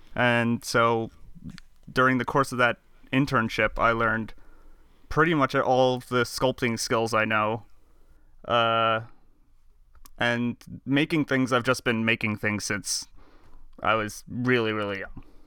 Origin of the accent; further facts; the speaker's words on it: Long Island, New York, United States; I'm from Long Island